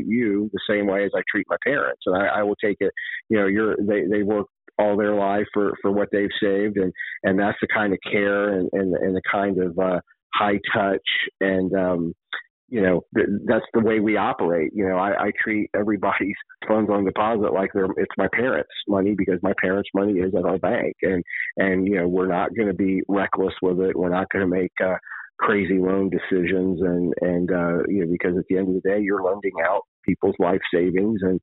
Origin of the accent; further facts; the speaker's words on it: Middletown, Ohio, United States; I was born and raised in Middletown, Ohio, lived my whole life there pretty much